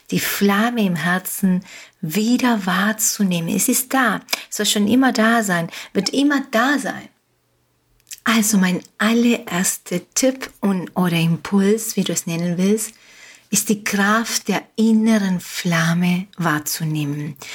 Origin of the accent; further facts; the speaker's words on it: Uruguay; first language Spanish; German is a second language; also born or lived in Germany; now in Mallorca, Spain; Wie du merkst, wie du hörst, Deutsch ist nicht meine Muttersprache. Meine Muttersprache ist Spanisch. Ich bin in Uruguay geboren und aufgewachsen. Ich bin aber jetzt schon 32 Jahre in Deutschland gewesen